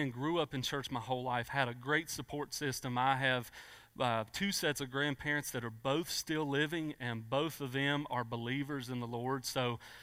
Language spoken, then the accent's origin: English; United States; so I grew up in Pulaski County. I'm a Pulaski County native.